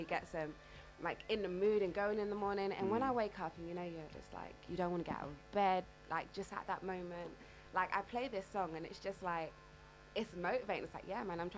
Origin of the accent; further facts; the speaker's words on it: London, United Kingdom; I'm from the East End of London